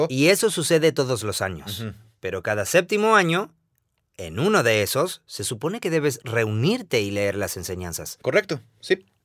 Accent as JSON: {"language": "Spanish", "country": "Guatemala"}